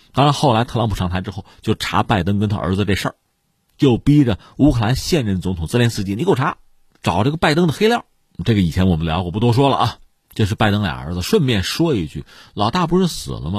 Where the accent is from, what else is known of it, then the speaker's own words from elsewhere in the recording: China; 我们中国人